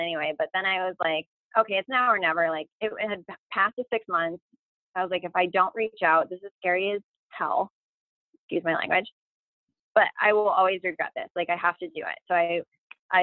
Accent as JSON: {"language": "English", "town": "Lunenburg", "region": "Massachusetts", "country": "United States", "said": "I'm just from Lunenburg, Massachusetts"}